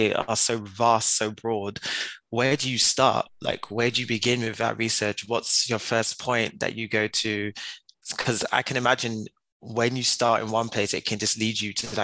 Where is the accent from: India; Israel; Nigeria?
Nigeria; I'm Nigerian myself